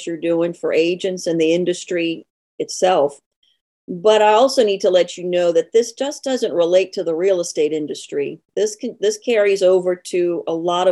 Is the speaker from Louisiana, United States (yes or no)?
yes; New Orleans, Louisiana, United States; accent: Southern; also born or lived in North Shore, Louisiana; I was born and raised in New Orleans, so I'm a Southern girl. Every now and then you'll pick that up in my accent